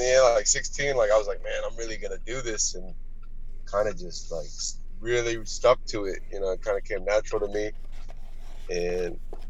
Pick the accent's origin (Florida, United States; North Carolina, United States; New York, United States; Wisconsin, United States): Florida, United States; also born or lived in Arizona; I was born in Arizona, but I'm actually been in Florida like my whole life. I pretty much just lived in Arizona when I was really young.